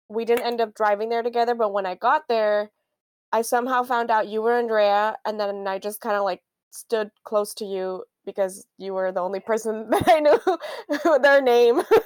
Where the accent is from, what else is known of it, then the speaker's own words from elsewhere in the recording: Miami, Florida, United States; moved away; I grew up in Miami, Florida